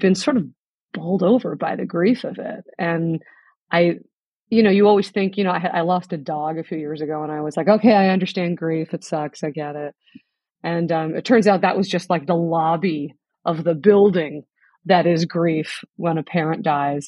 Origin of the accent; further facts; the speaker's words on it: Los Angeles, California, United States; I was born in Los Angeles